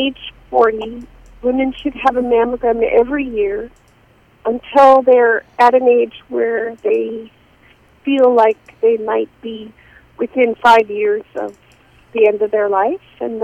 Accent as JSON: {"language": "English", "region": "Nebraska", "country": "United States", "tie": "born or raised there", "also_born_or_lived": "Kansas City, Missouri / Minneapolis, Minnesota", "moved": "yes", "lives_now": "Portland, Maine, United States", "said": "I was born in Nebraska, but I moved here from Minneapolis, Minnesota."}